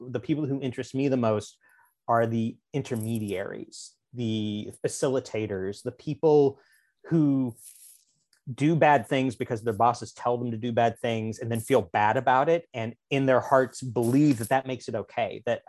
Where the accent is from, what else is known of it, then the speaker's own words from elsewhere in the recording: the Ozarks, United States; Which I was never myself a redneck criminal, but I grew up in the Ozarks.